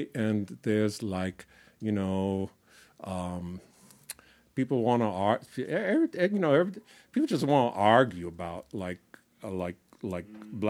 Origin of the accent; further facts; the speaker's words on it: Boston, Massachusetts, United States; also born or lived in California; I'm from Boston, right? Can you tell by the voice? No, you from Boston? Yeah, yeah. I don't sound like you. What happened? I've been in California too long.